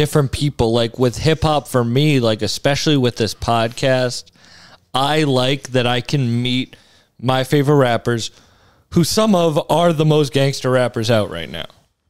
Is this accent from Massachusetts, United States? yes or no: yes; Pepperell, Massachusetts, United States; also born or lived in Cape Cod, Massachusetts / Fitchburg, Massachusetts / Lowell, Massachusetts; I was born on Cape, and I lived in like Pepperell, Mass, which is the woods.